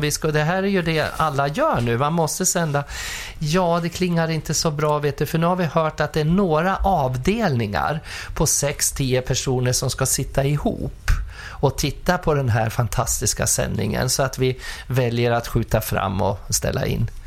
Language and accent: Swedish; Furuvik, Gävleborg County, Sweden; also born or lived in Skutskär; now in Stockholm, Sweden; Pappa hade ju Furuviks bilmekaniska ja. där jag växte upp.